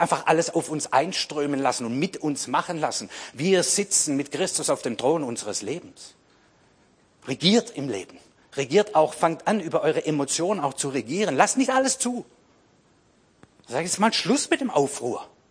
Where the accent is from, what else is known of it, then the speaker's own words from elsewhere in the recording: Swabia, Germany; ich bin Schwabe